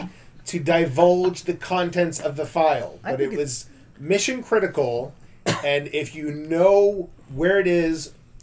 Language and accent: English; Midwest, United States; You know I grew up in the Midwest.